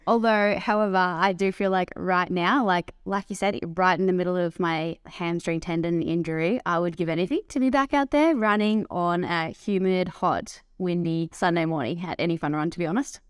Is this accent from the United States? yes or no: no; Dandenong Ranges, Victoria, Australia; I grew up in the Dandenong Ranges